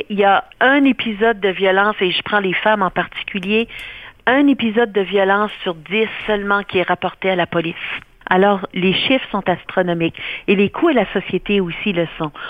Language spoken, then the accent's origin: French; New Brunswick, Canada; ben moi je suis originaire du Nouveau-Brunswick